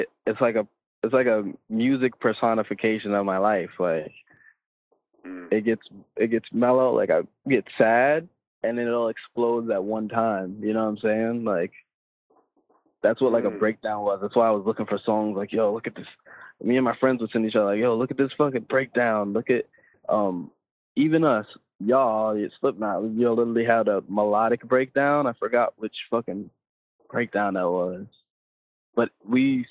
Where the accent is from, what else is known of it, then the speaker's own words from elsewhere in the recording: Long Island, New York, United States; moved away as an adult; now in Brooklyn, United States; I live in Brooklyn. I'm from here, though. I'm from Long Island